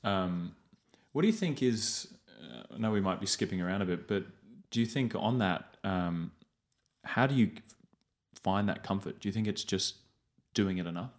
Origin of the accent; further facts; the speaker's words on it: England, United Kingdom; moved away as an adult; I grew up in England